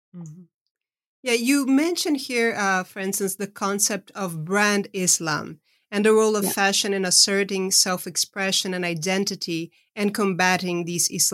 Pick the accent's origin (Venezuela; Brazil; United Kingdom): Brazil; moved away; I was raised in Brazil, but I've been living uh, over half of my life uh, outside of the country I was born